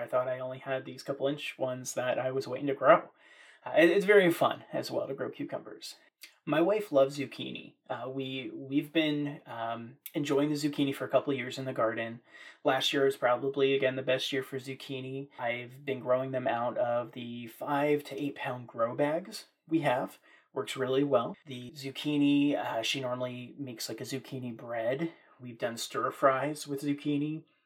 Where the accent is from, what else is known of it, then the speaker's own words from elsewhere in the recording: Maryland, United States; also born or lived in central Virginia; now in Virginia, United States; growing up in Maryland with a small family garden in our backyard.